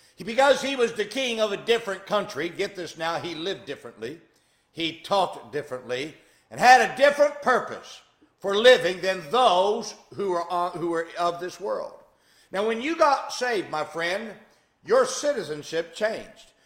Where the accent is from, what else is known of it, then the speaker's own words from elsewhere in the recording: United States; I grew up in America